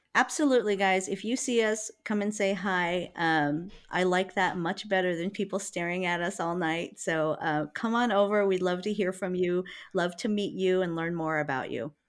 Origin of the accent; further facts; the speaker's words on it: Honokaa, Hawaii, United States; moved away; I'm from Honokaa